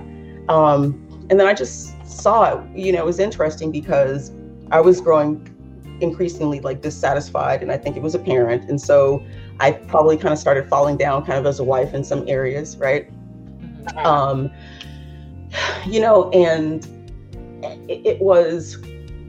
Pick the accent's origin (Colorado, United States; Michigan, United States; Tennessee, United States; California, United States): California, United States; Los Angeles; growing up in Los Angeles